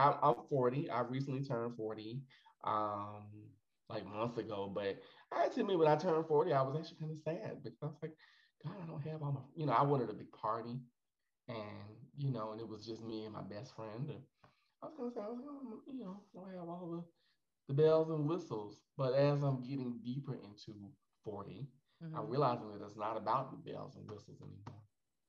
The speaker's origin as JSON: {"language": "English", "region": "Midwest", "country": "United States", "also_born_or_lived": "Houston", "accent": "Midwestern", "said": "Maybe then I'll bring back my Midwestern accent."}